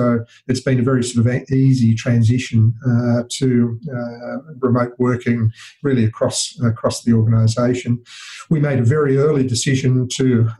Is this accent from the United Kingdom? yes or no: no; Australia; accent: Australian; as you can probably guess from my accent, in Australia.